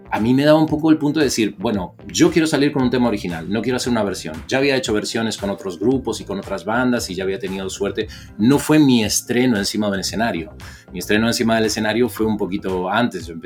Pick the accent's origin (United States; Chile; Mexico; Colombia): Mexico; Eh, criado en México, nacido